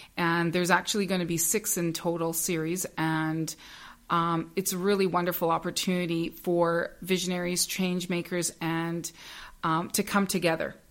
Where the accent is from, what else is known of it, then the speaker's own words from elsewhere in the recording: Northern Ontario, Canada; I grew up in Northern Ontario